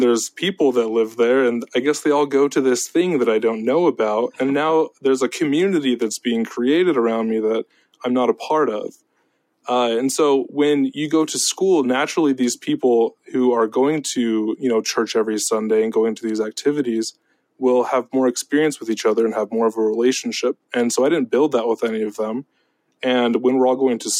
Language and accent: English; Orem, Utah, United States; I've grown up in the Orem Provo area my whole life